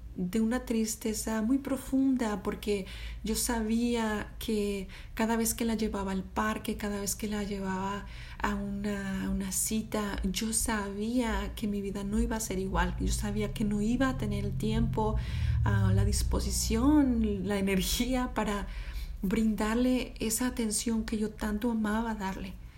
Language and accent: Spanish; Mexico; moved away as an adult; also born or lived in Austin, Texas; now in United States; yo soy de México